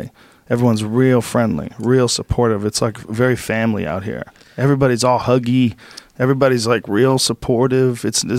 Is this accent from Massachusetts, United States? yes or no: yes; Boston, Massachusetts, United States; also born or lived in New Jersey / San Francisco / Gainesville; Well, I was born in New Jersey, but I grew up in Boston.